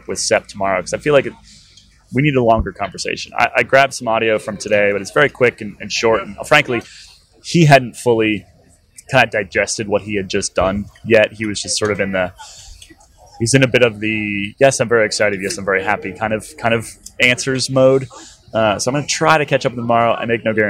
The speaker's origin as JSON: {"language": "English", "country": "United States", "said": "as an American"}